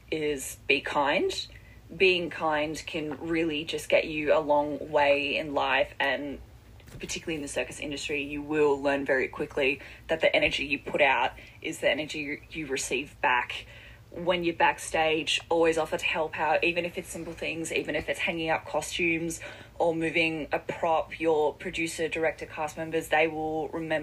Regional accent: Perth, Western Australia, Australia; now in Melbourne, Australia; I'm originally from Western Australia, and in my hometown in Perth

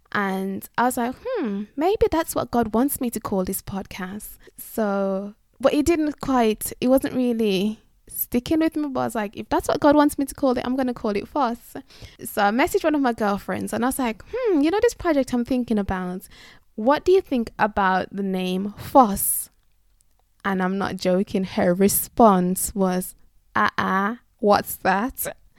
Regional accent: England, United Kingdom; But as I've mentioned, I'm from England and you can't find kneesberries in Tesco's and Asda.

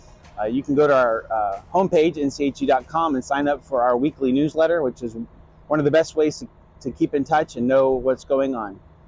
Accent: Forsyth County, North Carolina, United States; you are from my hometown.

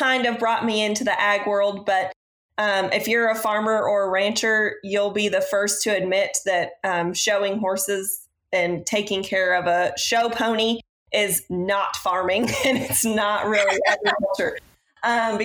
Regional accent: Zanesville, Ohio, United States; I grew up in Zanesville, Ohio

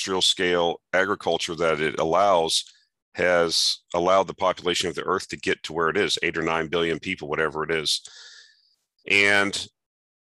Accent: around Lake Okeechobee, Southern Florida, United States; I grew up in Southern Florida around Lake Okeechobee.

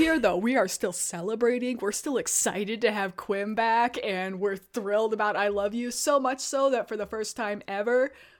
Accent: Midwest, United States; I'm a Midwesterner, so I can talk like that. Don't judge me.

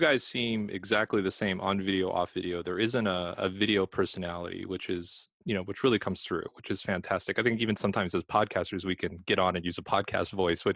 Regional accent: Los Angeles, California, United States; I'm from Los Angeles

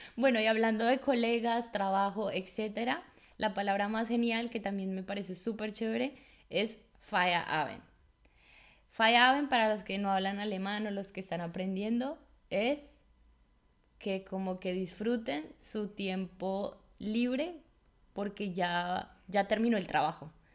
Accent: Colombia; now in Germany; una colombiana

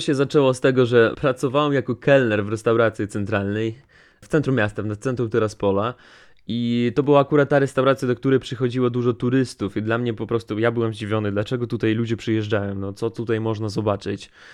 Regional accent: Transnistria, Moldova; first language Russian; Polish is a second language; bo u nas ten kraj kraj się nazywa Pridnistrowie

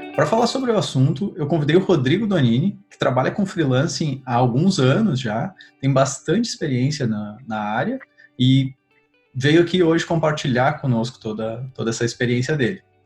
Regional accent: Rio Grande do Sul, Brazil; sou do Rio Grande do Sul

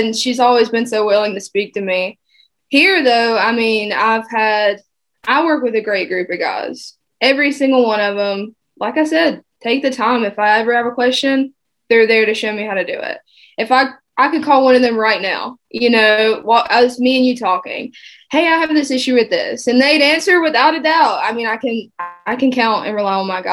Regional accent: South Georgia, United States; moved away as an adult; also born or lived in Baltimore; now in South Carolina, United States; I'm from South Georgia

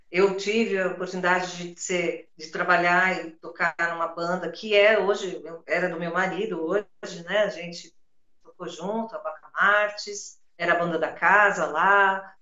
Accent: São Paulo, Brazil; eu sou paulistana da Gema. Né? Eu nasci, eu nasci e fui criada na rua na Djalma Dutra, uma travessa da São Caetano com a João Teodoro, bairro da Luz

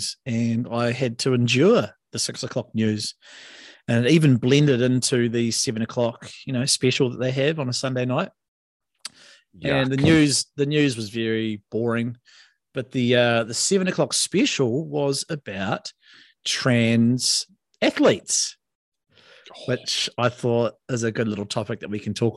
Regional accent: Cobden, West Coast, New Zealand; also born or lived in Karoro, Greymouth; my hometown, which is Cobden

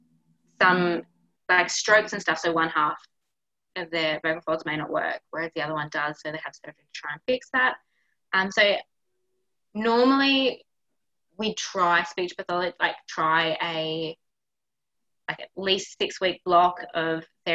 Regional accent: Victoria, Australia; now in Queensland, Australia; I'm a Victorian, I don't sound the same as them up here.

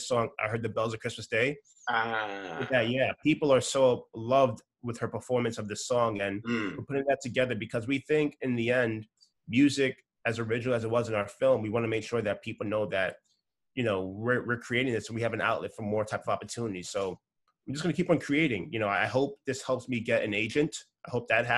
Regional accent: New York City, New York, United States; my parents are Nigerian and I grew up in a Nigerian household, born in New York City

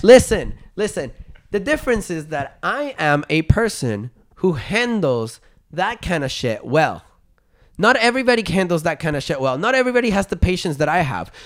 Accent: Venezuela; English is a second language; now in Canada; I was born and raised in Venezuela

